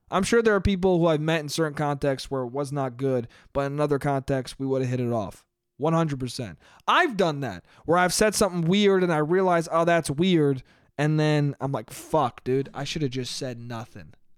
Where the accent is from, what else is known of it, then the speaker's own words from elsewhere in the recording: Westchester, New York, United States; moved away; family restaurant in my hometown